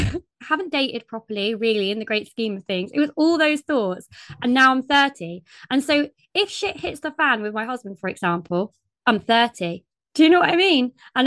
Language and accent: English; United Kingdom; But then sometimes I feel like I'm too British.